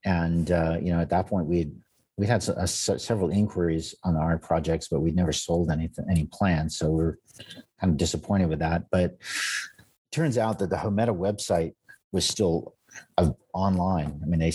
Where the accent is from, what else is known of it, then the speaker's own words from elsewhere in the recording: United States; And, you know, I'm an American architect.